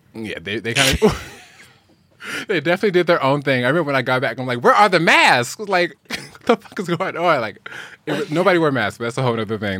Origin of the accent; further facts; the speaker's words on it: Phoenix, Arizona, United States; moved away as an adult; now in Los Angeles, United States; I'm from Phoenix, Arizona, originally.